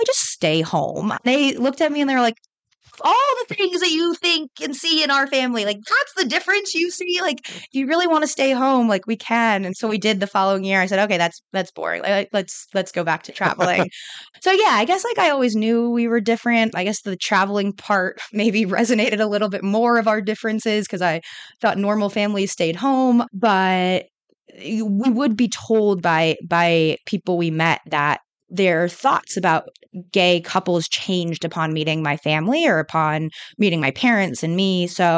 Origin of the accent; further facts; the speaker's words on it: California, United States; I grew up in California, so it was very on the more liberal side, obviously.